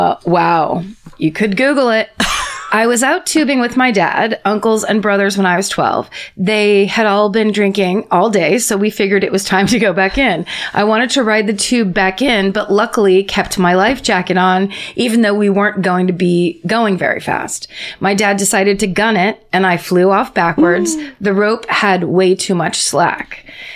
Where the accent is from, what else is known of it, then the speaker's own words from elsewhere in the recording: Dallas, Texas, United States; I'm from Dallas, Texas, and people here love to go to the dirty ass lakes and go tubing.